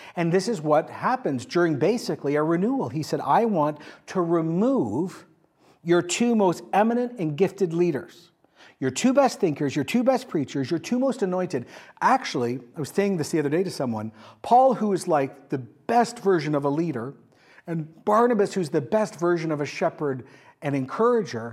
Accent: Canada; I am a Canadian.

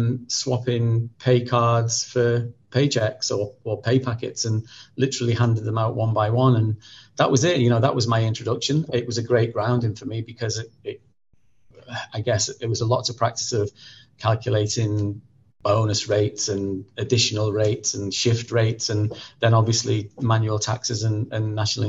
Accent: North West England, United Kingdom; accent: Merseyside; So, you know, north, south, and originally I'm from Merseyside. And so I've tended to sort of squash my accent a little bit from a very early age.

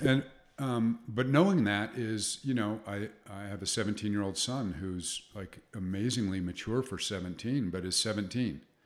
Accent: Salt Lake City, Utah, United States; I grew up in Salt Lake City

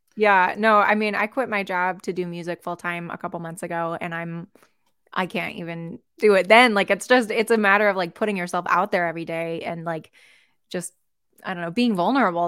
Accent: Seattle, Washington, United States; also born or lived in Colorado; I'm from Seattle, born and raised

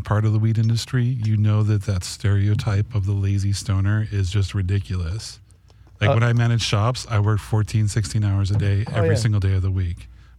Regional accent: Los Angeles, California, United States; also born or lived in Arizona; I was born in Arizona, but I grew up here in the San Fernando Valley.

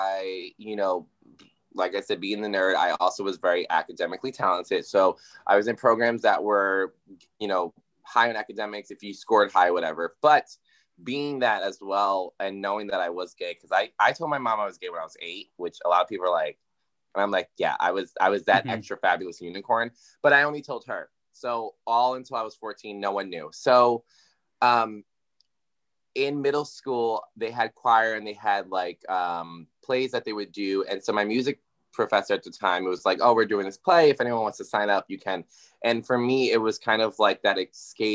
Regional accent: Yonkers, New York, United States; also born or lived in White Plains, New York; I'm from originally born in White Plains, raised in Yonkers. So that's my hometown

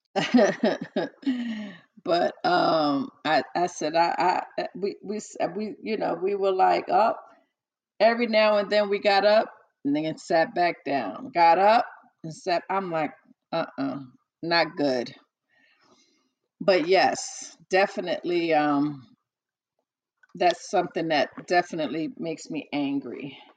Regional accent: New York City, New York, United States; I was born and raised in the Bronx

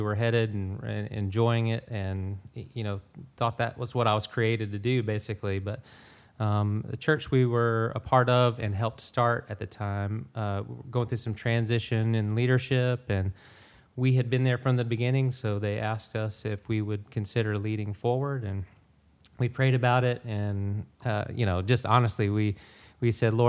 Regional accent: Atlanta, Georgia, United States; pretty much born and raised in the Atlanta area. I've been here, in Sonoy, Tyrone, Noonan, all of that area, for I guess about 10 years now. We currently live in Sonoy.

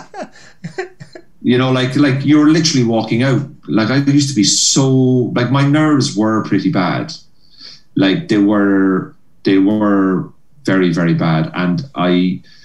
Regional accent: Cork, Munster, Ireland; moved away as an adult; now in Belfast, United Kingdom; I grew up in Cork, like where there was nothing, you know, in south of Ireland

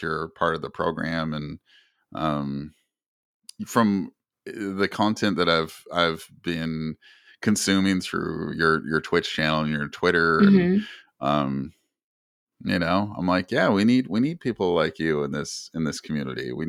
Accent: Canada; I'm Native Canadian

